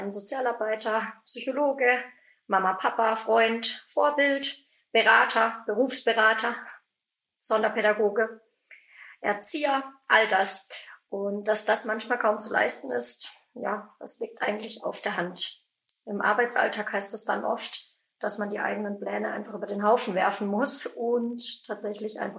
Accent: Baden-Württemberg, Germany; Also, ich bin 31 Jahre alt, komme ursprünglich aus der Nähe von Freiburg

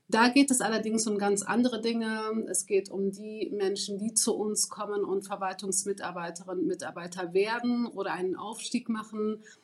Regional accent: Germany; ich bin 38 Jahre alt, ähm, ich bin Deutsch-Marokkanerin

